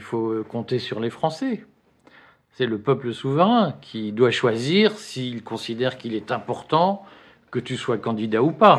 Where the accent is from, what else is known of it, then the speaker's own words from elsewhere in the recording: Flanders, Hauts-de-France, France; je ne suis pas des Pyrénées, je suis des Flandres.